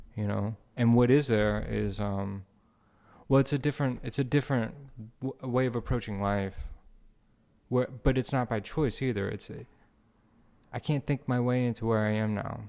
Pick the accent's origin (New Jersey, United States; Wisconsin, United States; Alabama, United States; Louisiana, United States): Louisiana, United States; Houma; also born or lived in Metairie, Louisiana; Born in Metairie, grow, grew up in Homa, Louisiana